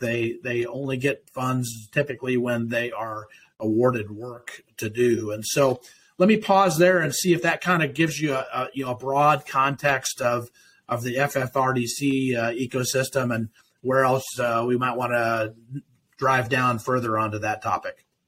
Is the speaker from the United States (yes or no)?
yes; Nebraska, United States; the opportunities that those presented me in my hometown